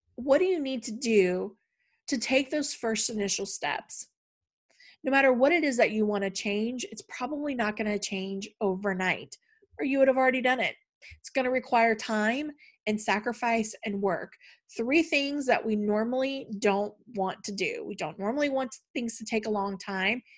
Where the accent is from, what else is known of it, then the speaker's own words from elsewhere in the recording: Tennessee, United States; also born or lived in Missouri; We moved from Tennessee to Missouri and then back to Tennessee.